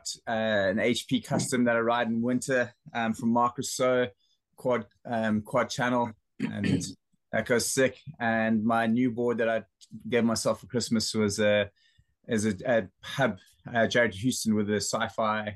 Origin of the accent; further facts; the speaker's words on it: Cape Town, Western Cape, South Africa; moved away as an adult; also born or lived in Port Alfred, Eastern Cape; now in London, United Kingdom; I'm based in London, but I grew up in Noordhoek in Cape Town, then missioned around for a little bit and ended up in Port Off in the Eastern Cape